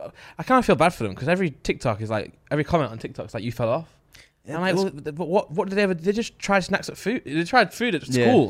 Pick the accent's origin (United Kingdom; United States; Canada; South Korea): United Kingdom; I'm Brit. Stop forcing it.